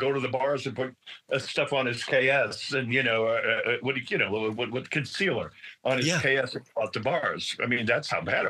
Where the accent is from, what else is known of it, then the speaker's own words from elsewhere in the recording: New York City, New York, United States; I'm from Brooklyn.